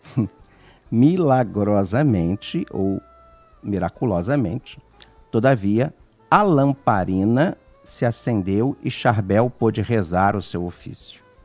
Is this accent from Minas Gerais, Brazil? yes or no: no; Niterói, Rio de Janeiro, Brazil; eu sou lá de Niterói, aqui, lá, não sei, sou de Niterói